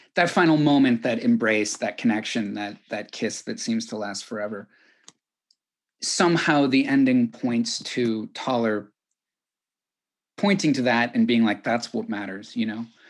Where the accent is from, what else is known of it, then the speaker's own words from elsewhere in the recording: California, United States; as a Californian